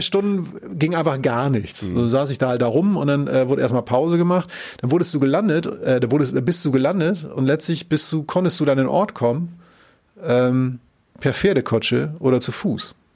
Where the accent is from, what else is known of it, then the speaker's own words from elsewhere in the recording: Northern Germany, Germany; ich komme ja aus Norddeutschland